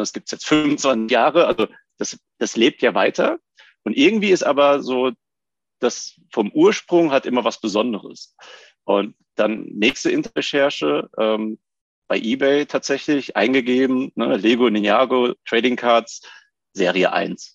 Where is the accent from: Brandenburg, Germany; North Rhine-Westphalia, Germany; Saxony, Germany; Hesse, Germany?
Hesse, Germany; Rüsselsheim; also born or lived in Bischofsheim; ursprünglich komme ich aus dem schönen Bischem, wie man sagt, aus Bischofsheim bei Rüsselsheim. Ähm, und aufgewachsen bin ich in Rüsselsheim